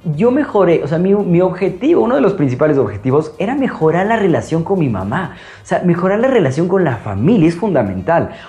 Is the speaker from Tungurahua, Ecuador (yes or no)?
yes; Ambato, Tungurahua, Ecuador; also born or lived in Quito; yo vengo de una hermosísima ciudad llamada Ambato, yo soy de Ecuador, de Quito